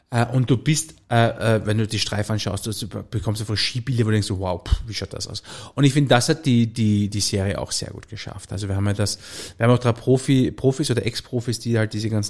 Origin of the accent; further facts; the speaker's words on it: Salzburg, Austria; ich habe zwei Töchter, wir leben auf einem Bauernhof und eine Frau und äh, wir sind eine Salzburger Bauernfamilie